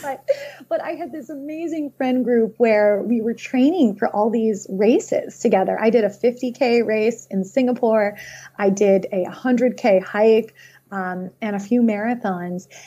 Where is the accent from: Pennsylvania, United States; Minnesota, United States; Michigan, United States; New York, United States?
Pennsylvania, United States; Philadelphia; also born or lived in Boston suburbs; now in Boston, United States; I grew up in Philadelphia, right? A suburb outside of Philly